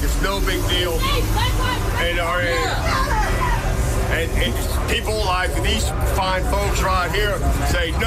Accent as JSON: {"language": "English", "town": "Cincinnati", "region": "Ohio", "country": "United States", "said": "I'm from Cincinnati"}